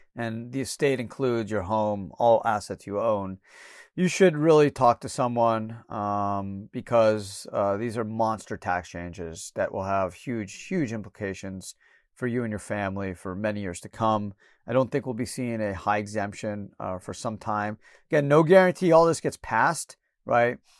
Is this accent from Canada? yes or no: yes; Canada; moved away; I was born in Canada